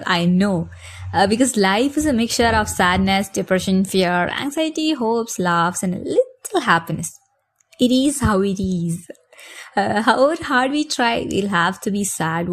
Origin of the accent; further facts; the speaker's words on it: Kochi, Kerala, India; I am from India, Kerala, Kochi, God's own country, Devathinte Swantham Nadu